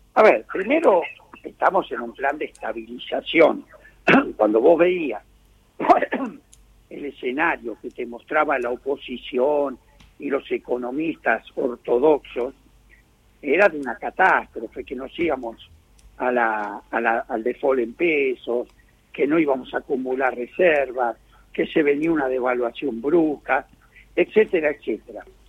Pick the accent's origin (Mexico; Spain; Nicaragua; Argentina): Argentina